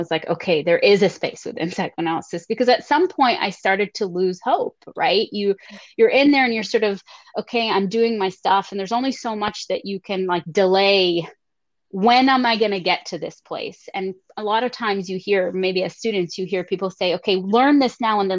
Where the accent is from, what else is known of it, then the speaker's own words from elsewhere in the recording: Lebanon; also born or lived in Canada; now in United States; I was coming straight from Lebanon into the United States. I'd lived in Canada, in very rural Canada, when I was younger for seven years.